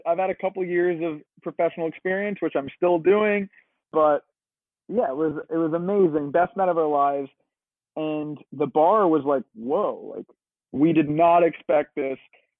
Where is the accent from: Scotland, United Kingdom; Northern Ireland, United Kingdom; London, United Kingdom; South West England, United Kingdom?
London, United Kingdom; moved away as an adult; now in Brooklyn, United States; And so when we were growing up in London, we'd always be going to shows and, you know, cool venues, seeing cool artists.